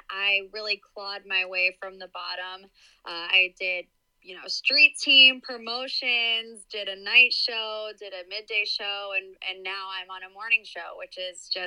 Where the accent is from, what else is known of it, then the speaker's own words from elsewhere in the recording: Cleveland, Ohio, United States; also born or lived in West Virginia; So I was born and raised in Cleveland. I live there now. Uh, I lived in West Virginia for a little bit, but actually I went to college there.